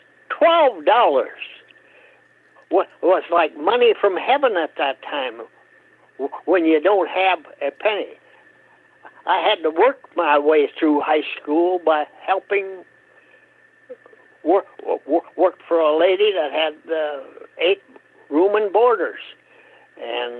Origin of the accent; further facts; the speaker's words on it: Hope, Minnesota, United States; grew up in Hope, Minnesota. On a farm.